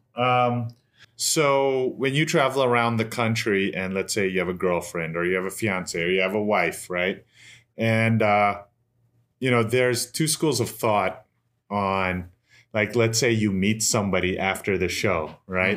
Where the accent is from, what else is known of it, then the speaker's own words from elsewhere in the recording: United States; I'm from New York, New Jersey